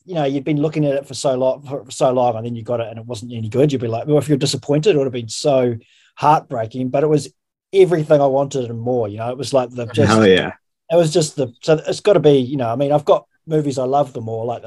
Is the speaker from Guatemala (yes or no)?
no; an hour out of Christchurch, Canterbury, New Zealand; growing up in New Zealand, and I grew up in the country, like in a an hour out of the Christchurch, which is, you know, the biggest city in the South Island